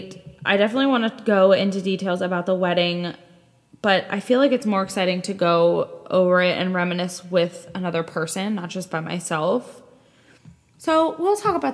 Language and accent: English; Pennsylvania, United States; moved away as an adult; also born or lived in Raleigh, North Carolina; I am currently living back in my hometown, and I am staying at my mom's house